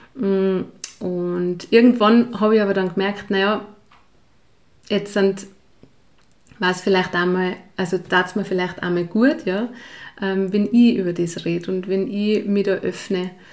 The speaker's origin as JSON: {"language": "German", "region": "Lower Bavaria", "country": "Germany", "tie": "born or raised there", "also_born_or_lived": "St. Jakob, Tyrol, Austria / Ireland / Kitzbühel, Austria", "moved": "as an adult", "lives_now": "Pillerseetal, Austria", "said": "bin ich in Bayern aufgewachsen"}